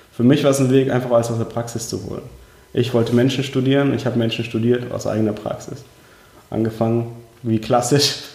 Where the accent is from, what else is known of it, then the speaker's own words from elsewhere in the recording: Heidelberg, Baden-Württemberg, Germany; also born or lived in Uzbekistan; aufgewachsen bin ich in schönen Heidelberg unten im Süden Deutschlands. Und ursprünglich geboren tatsächlich in Usbekistan, ja, also okay. in der damaligen Sowjetunion.